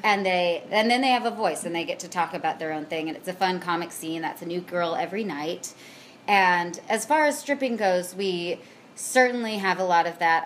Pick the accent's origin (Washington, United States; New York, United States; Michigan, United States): Washington, United States; Puyallup; now in Seattle, United States; I grew up in Puyallup. For those who know, it is Pierce County